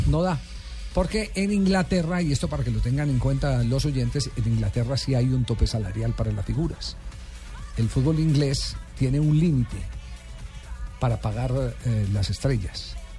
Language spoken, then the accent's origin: Spanish; Colombia; De Colombia